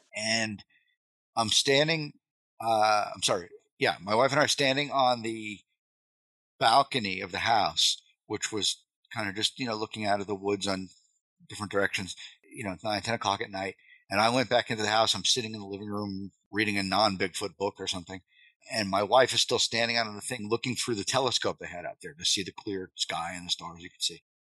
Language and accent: English; Long Island, New York, United States; moved away as an adult; I grew up in Long Island, so that's where I'm from.